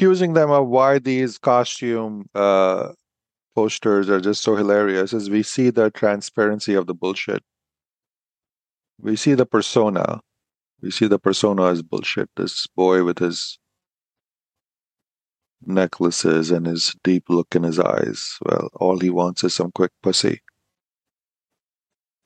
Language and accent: English; India; Being an Indian man